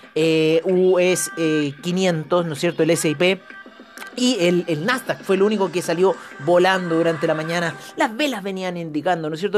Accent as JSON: {"language": "Spanish", "country": "Chile", "said": "como chilenos"}